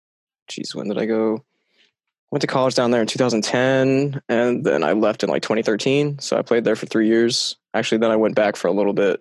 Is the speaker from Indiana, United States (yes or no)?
no; Tampa, Florida, United States; I'm from Tampa, Florida.